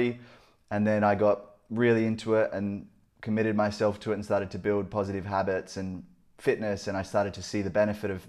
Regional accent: Gold Coast, Queensland, Australia; I grew up on the Gold Coast

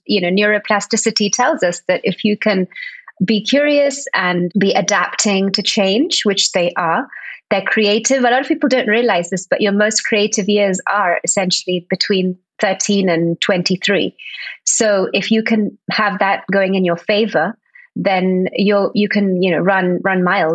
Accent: Spain; also born or lived in Barcelona; Born and brought up in Spain. I live in Barcelona, though. I have been for the last 20 years

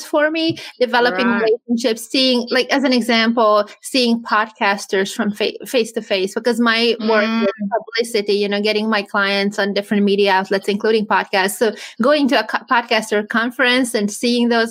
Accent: Hungary; also born or lived in California; now in Florida, United States; I'm from Hungary originally

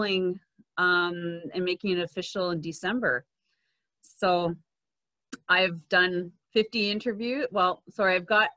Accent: Quebec, Canada; first language English; I'm from Quebec. I'm an English Anglophone from Quebec. I do speak French.

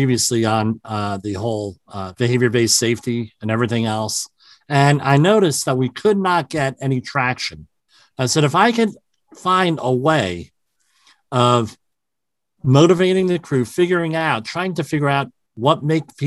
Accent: New Jersey, United States; I'm from the New Jersey area, which is right across the river from New York

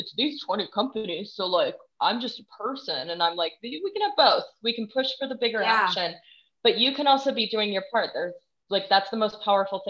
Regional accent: Texas, United States; moved away; I'm from Texas originally

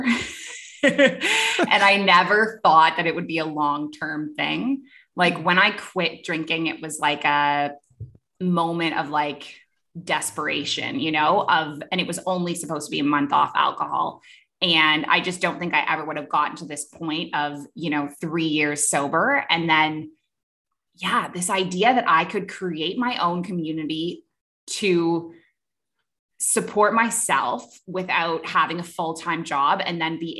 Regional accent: Toronto, Ontario, Canada; moved away as an adult; also born or lived in Kuwait; I am a Canadian originally, grew up in Toronto, and I lived in Canada until I was 23

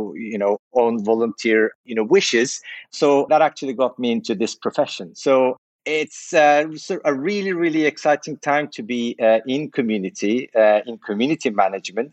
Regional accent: Turkey; It's a Turkish name. I was born in Turkey

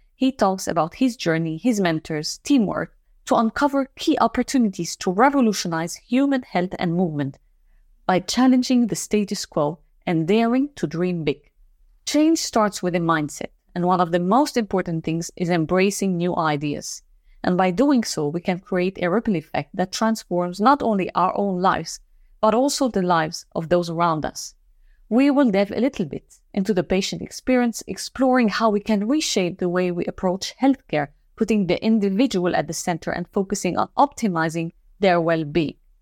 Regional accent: Lebanon; moved away; I'm from Lebanon as well

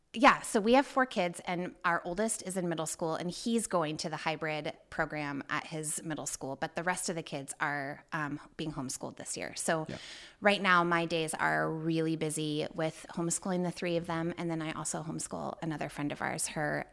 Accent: Tucson, Arizona, United States; also born or lived in Kotzebue, Alaska; So I was actually born in a little town in Alaska called Kotzebue, right on the Sound. And we lived there my parents lived there for a long time, but I lived there just till I was six. And then we moved to Tucson, Arizona.

